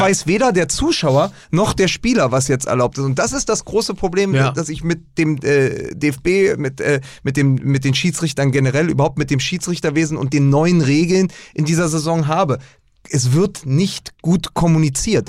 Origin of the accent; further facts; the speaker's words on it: Berlin, Germany; Ich bin ja aus Spandau.